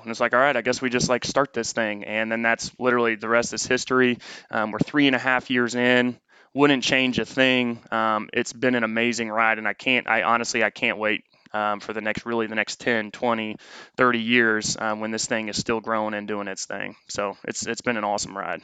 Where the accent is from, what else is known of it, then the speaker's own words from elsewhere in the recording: Noblesville, Indiana, United States; moved away as an adult; also born or lived in St. Louis, Missouri; now in Austin, United States; we were just north of Indianapolis in a small town called Noblesville, Indiana. Um, was raised there